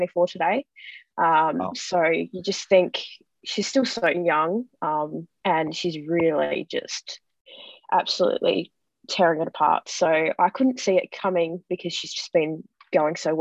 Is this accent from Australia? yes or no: yes; Adelaide, South Australia, Australia; growing up in Adelaide before Port came about. So just, yeah, was raised from when I was little